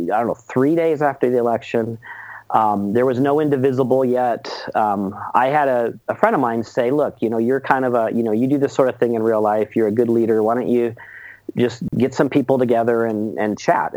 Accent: Seattle, Washington, United States; I was born and raised over in Seattle.

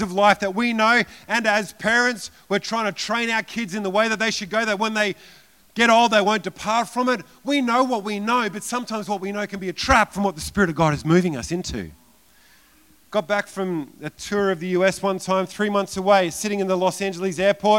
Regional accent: Queensland, Australia; I'm from Australia

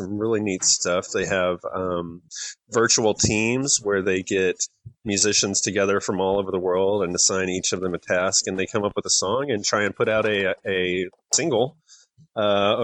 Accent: West Texas, United States; also born or lived in Atlanta, Georgia; now in Georgia, United States; I grew up in West Texas where brisket is life

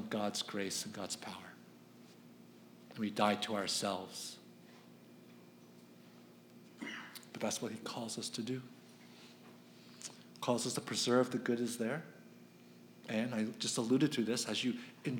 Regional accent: Philadelphia, Pennsylvania, United States; I'm from Philadelphia

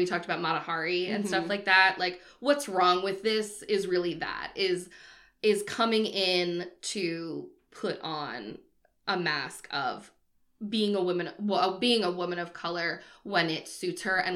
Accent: outside of Boston, Massachusetts, United States; I grew up outside of Boston

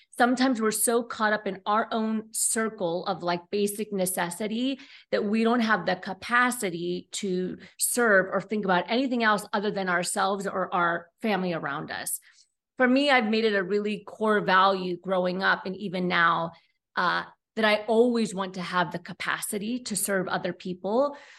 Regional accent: Pennsylvania, United States; born there; Yeah, that's the East Coast way. I was born in Pennsylvania, so I get it.

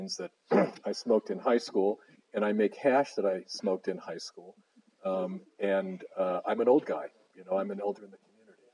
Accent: Cleveland, Ohio, United States; moved away as an adult; also born or lived in Ann Arbor, Michigan / Boston, Massachusetts; now in Seattle, United States; I grew up here. I grew up in Cleveland, Shaker.

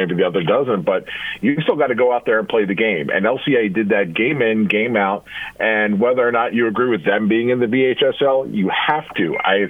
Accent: Delaware, United States; moved away; I grew up in Delaware.

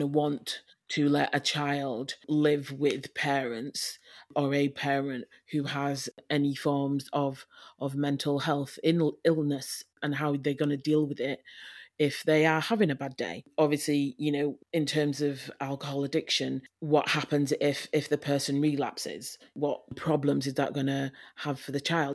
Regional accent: Leeds, Yorkshire and the Humber, United Kingdom; moved away as an adult; now in North West England, United Kingdom; I am from Leeds. I was born in Leeds to, um, my mum and dad

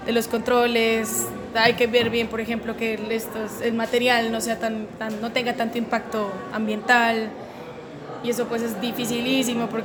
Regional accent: Pasto, Nariño, Colombia; entonces después volvimos para Pasto y me crié allá en Pasto

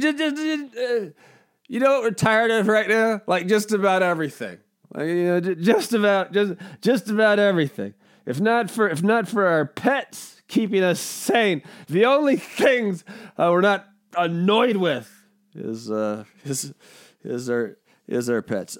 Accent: United States; I'm an American

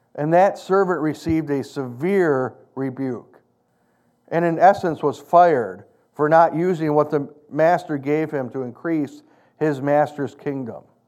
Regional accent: United States; I'm an American.

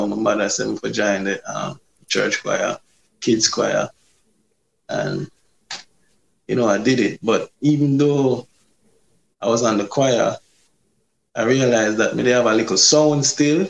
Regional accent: Portmore, Saint Catherine, Jamaica; I grew up in Bridgeport, in Portmore. Yeah, born and grew.

